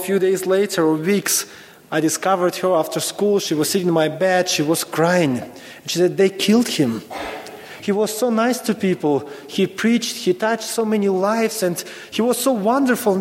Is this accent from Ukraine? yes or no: yes; Ukraine; moved away as an adult; I was born in Ukraine, old Soviet Union. So actually, when I was in school, I was taught Americans are evil